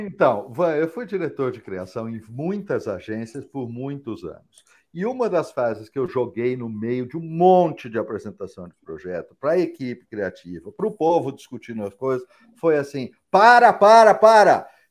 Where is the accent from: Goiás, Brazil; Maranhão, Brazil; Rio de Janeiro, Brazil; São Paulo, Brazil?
São Paulo, Brazil; eu sou paulista, mas não sou paulistano